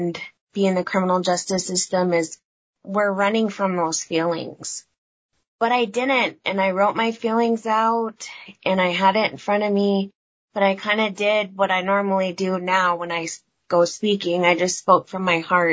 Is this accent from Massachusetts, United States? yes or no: no; Blackfeet Nation, Montana, United States; I'm from the Blackfoot Confederated Nation.